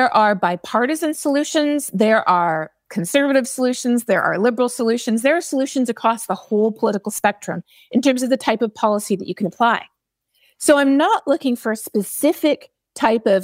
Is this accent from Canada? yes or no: yes; Canada; I am Canadian